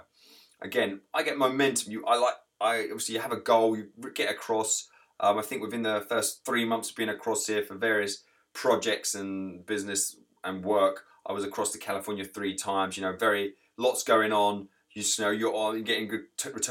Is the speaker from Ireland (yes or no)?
no; England, United Kingdom; moved away as an adult; now in United States; I'm English